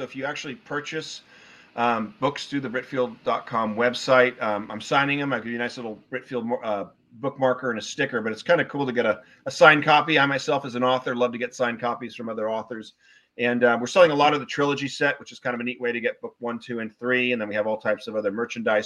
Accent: Newport Beach, California, United States; moved away as an adult; also born or lived in Wellesley, Massachusetts

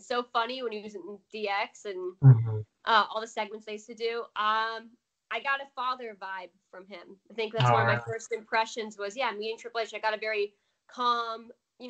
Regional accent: New Jersey, United States; born there; I was born in New Jersey. Parents are from Parsippany, New Jersey.

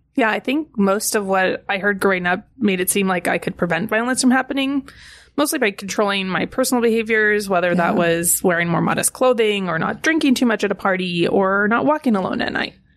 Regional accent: California, United States; I grew up in California

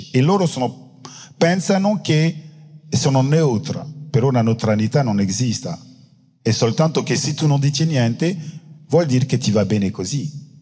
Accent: France; Italian is a second language; Io sono francese e forse in Italia è molto più facile parlare della colonizzazione perché alla fine... Eh, non lo so, non sono italiano.

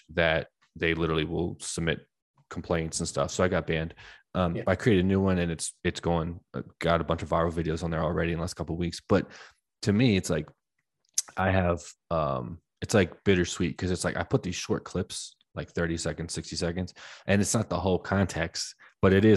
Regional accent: Washington, District of Columbia, United States; I'm from Washington, DC

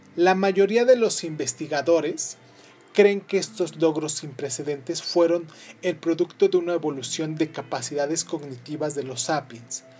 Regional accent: Mexico; soy de México

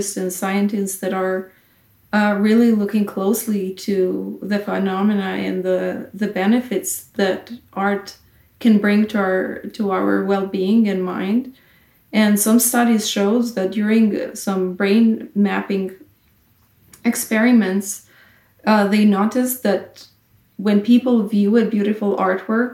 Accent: Kosovo; I come from a small country, Kosovo

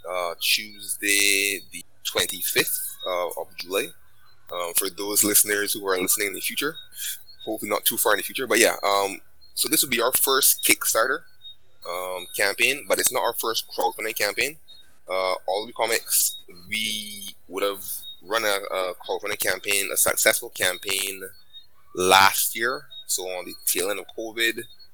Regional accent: Barbados; I'm from Barbados myself

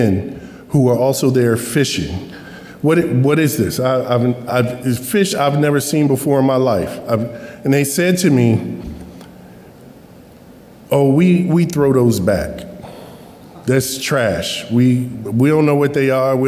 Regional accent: Jersey Shore, New Jersey, United States; I grew up on the Jersey Shore

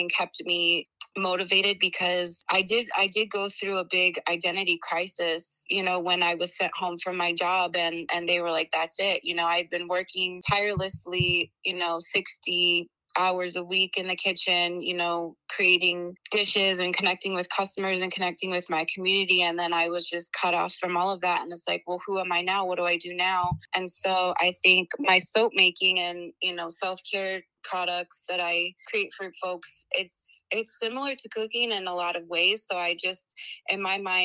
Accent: Chicago, Illinois, United States; moved away as an adult; now in Portland, United States; I grew up in Chicago, Illinois, and I moved here about 6 years ago

